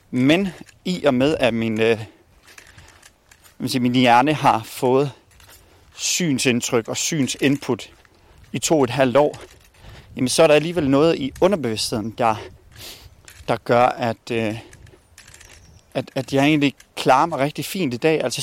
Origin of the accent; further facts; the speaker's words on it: Bosnia & Herzegovina; now in Denmark; Jeg kommer oprindeligt fra Bosnien. … Øh, og vi kom til, øh, til Danmark i, øh, i 1993.